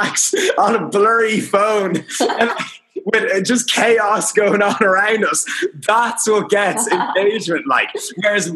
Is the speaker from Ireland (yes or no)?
yes; Dublin, Leinster, Ireland; I'm Irish. I'm from Dublin. I live in Dublin.